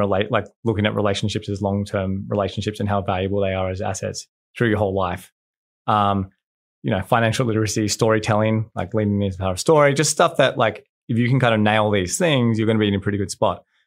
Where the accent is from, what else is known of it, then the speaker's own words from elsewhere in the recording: Australia; I'm from Australia